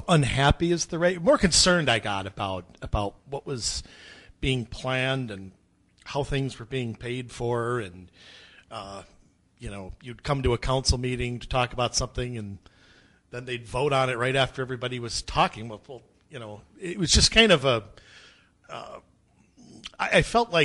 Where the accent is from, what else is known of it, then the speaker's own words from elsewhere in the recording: Crystal, Minnesota, United States; also born or lived in Robbinsdale / Plymouth; I grew up in Crystal's my hometown. It'll always be my hometown